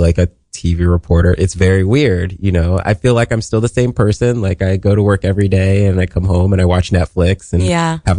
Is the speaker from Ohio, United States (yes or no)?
yes; Columbus, Ohio, United States; moved away as an adult; now in New York City, United States; I was born in Columbus, Ohio. I'm a Buckeye, and I was born in a neighborhood called Linden